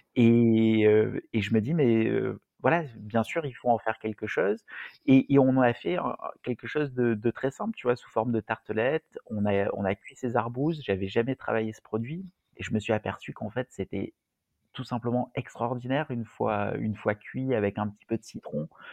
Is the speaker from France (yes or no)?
yes; Marseille, Provence-Alpes-Côte d'Azur, France; en tant que Marseillais